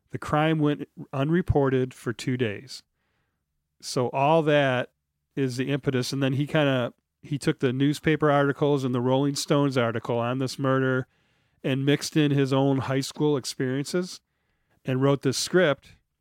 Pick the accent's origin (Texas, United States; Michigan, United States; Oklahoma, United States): Michigan, United States; Detroit; I'm from Detroit